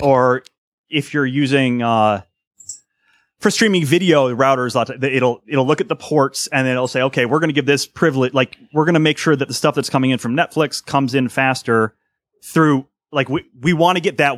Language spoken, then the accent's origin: English; Cleveland, Ohio, United States; I'm from Ohio, right? So I'm from Cleveland